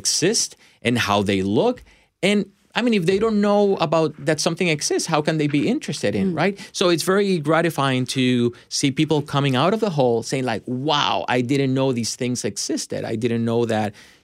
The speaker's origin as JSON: {"language": "English", "country": "Puerto Rico", "also_born_or_lived": "Michigan, United States / Chicago, United States", "moved": "yes", "lives_now": "Nashville, United States", "said": "Originally from Puerto Rico. And then I moved to the States, Michigan, Chicago."}